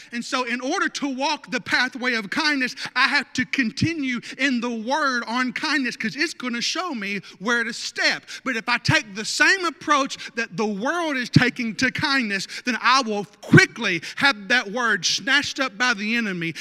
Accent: North Arkansas, United States; I grew up in North Arkansas

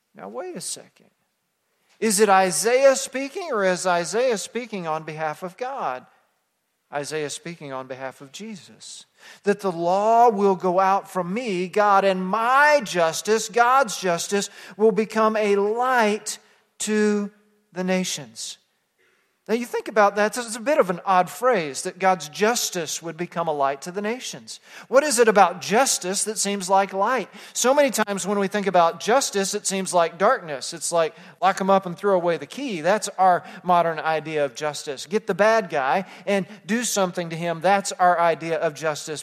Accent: Texas, United States; growing up in Texas

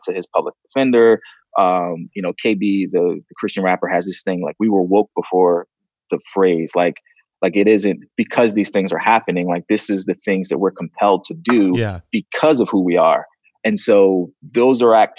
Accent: the North, United States; moved away; I'm from the North

